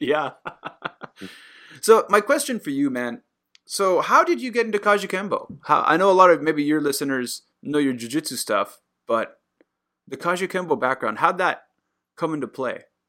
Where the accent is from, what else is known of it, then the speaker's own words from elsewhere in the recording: Puerto Rico; now in Japan; I'm, I'm Puerto Rican